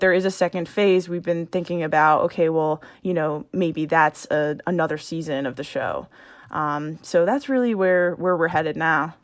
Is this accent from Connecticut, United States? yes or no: no; Long Island, New York, United States; moved away as an adult; also born or lived in Syracuse / Madrid / London / Staten Island; now in Boston, United States; I'm from Long Island, uh, and then I was in Syracuse